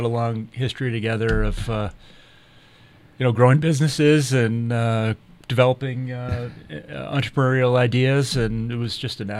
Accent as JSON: {"language": "English", "region": "Massachusetts", "country": "United States", "said": "And I'm from Mass. You guys know it."}